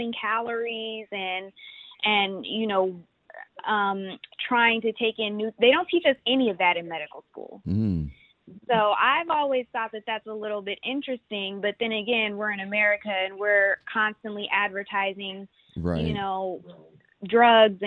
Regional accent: Houston, Texas, United States; I grew up in Sharptown

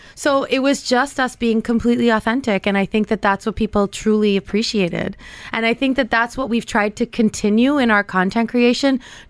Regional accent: Canada; born there; So I was actually born in Canada.

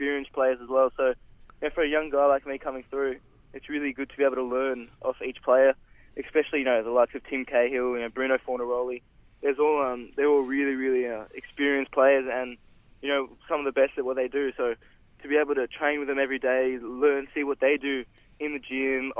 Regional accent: Melbourne, Victoria, Australia; also born or lived in Paris, France / Adelaide; since then we've been living in Melbourne

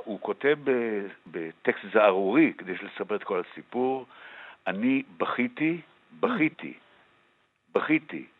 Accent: Tel Aviv, Tel Aviv District, Israel; אני גדלתי בתל אביב

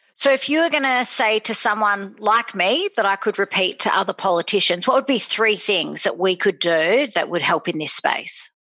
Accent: Sydney, New South Wales, Australia; also born or lived in Randwick / Bondi; I'm born and bred in Bronte

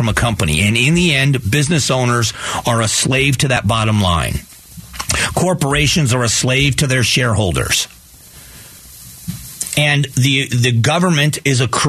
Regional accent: Arizona, United States; I am an Arizonan

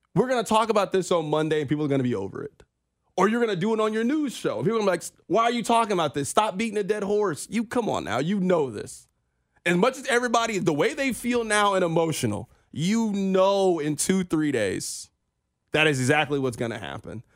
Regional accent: Kansas City, Missouri, United States; we are from Kansas City

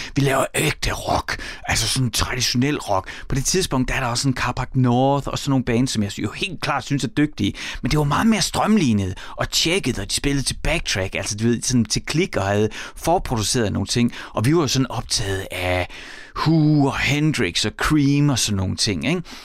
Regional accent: Horsens, Central Denmark Region, Denmark; jeg er vokset op i Horsens

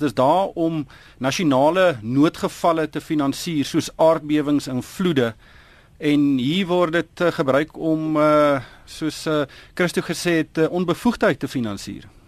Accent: South Africa; ons Suid-Afrikaners

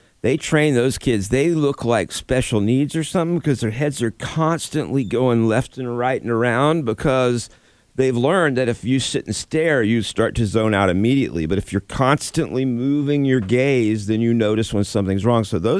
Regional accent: Florida, United States; I grew up in Florida.

